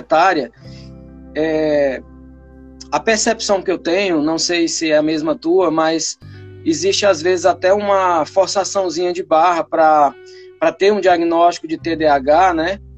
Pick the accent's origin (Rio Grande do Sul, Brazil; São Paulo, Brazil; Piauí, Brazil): Piauí, Brazil; moved away as an adult; also born or lived in Tocantins; now in Palmas, Brazil; eu sou piauiense e já estou aqui no Tocantins há 15 anos